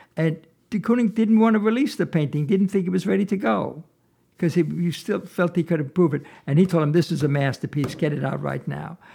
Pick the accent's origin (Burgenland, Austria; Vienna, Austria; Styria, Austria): Vienna, Austria; moved away; I was born in Vienna, Austria, and when I was nine years old